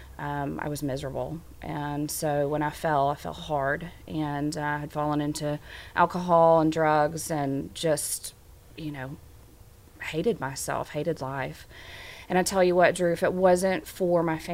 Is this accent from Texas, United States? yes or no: no; Little Rock, Arkansas, United States; moved away as an adult; I am an Arkansan. I was born and raised here. And then in the 90s, I moved away from Little Rock and moved back in 2012